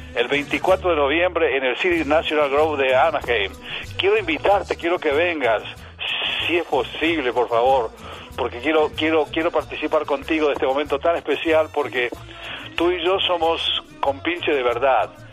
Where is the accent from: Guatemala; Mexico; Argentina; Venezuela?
Argentina; now in United States; en mi país, Argentina